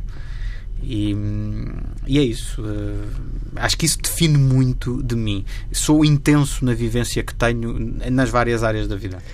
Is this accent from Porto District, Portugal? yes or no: no; Torres Vedras, Lisbon, Portugal; da minha terra natal, que é Torres Vedras